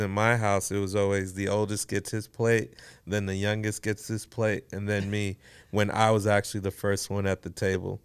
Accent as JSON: {"language": "English", "town": "Houston", "region": "Texas", "country": "United States", "tie": "born or raised there", "said": "born, raised here in Houston, Texas."}